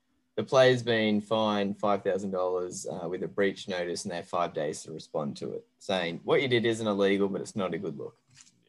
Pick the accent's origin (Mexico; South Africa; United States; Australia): Australia; Queensland; now in Sydney, Australia; And as a Queenslander who lives in Sydney, you can imagine how much that pains me to say that.